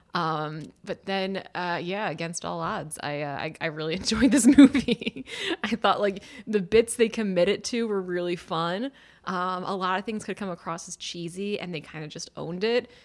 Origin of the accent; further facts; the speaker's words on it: Philadelphia, Pennsylvania, United States; moved away as an adult; also born or lived in Washington, D.C.; having grown up in Philadelphia and then going to D C for college